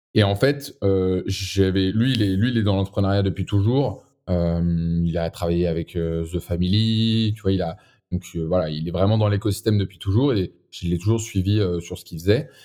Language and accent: French; Boulogne-Billancourt, Île-de-France, France; je viens de Boulogne, boulogne encore